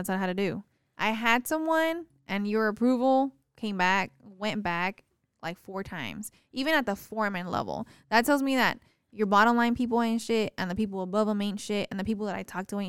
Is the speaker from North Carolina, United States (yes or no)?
no; Texas, United States; What drives me insane is that I come from the Valley, which is so small.